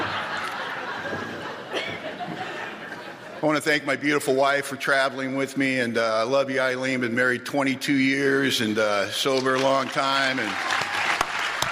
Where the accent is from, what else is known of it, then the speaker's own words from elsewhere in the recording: Los Angeles, California, United States; moved away as an adult; now in Bellingham, United States; we're from Los Angeles originally